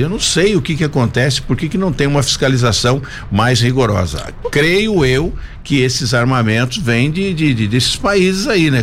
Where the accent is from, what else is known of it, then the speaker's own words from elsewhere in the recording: Brazil; eu sou brasileiro